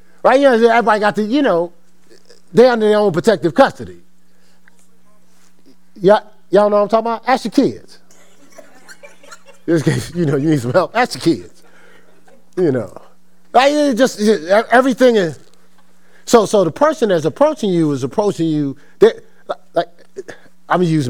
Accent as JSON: {"language": "English", "town": "Newark", "region": "New Jersey", "country": "United States", "tie": "born or raised there", "said": "I'm from Newark, New Jersey. So around our wall in school wasn't the presidents"}